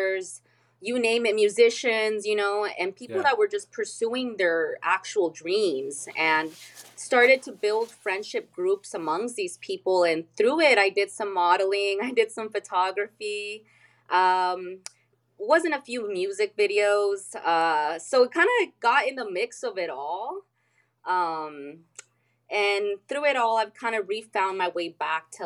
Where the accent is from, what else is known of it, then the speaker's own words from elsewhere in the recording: El Cajon, California, United States; I'm from San Diego, California. Not from the touristy part. I'm from like East County, El Cajon, California